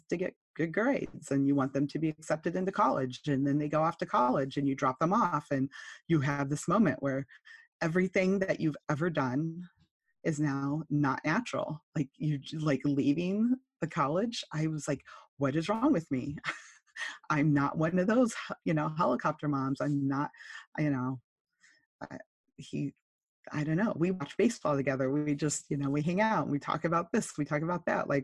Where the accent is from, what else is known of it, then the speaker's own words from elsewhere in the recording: California, United States; accent: Californian; I'm from California